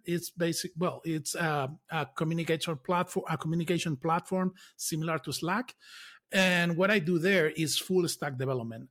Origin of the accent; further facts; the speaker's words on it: Lanzarote, Canary Islands, Spain; I grew up in Canary Islands